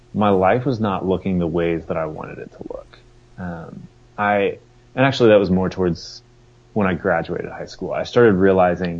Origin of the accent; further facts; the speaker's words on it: Fort Worth, Texas, United States; moved away as an adult; also born or lived in Denver, Colorado; now in Knoxville, United States; I grew up in Fort Worth